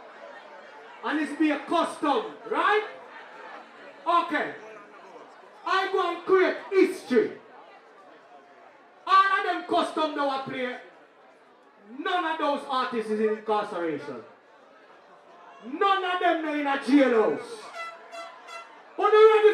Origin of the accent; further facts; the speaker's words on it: Jamaica; I am from Jamaica.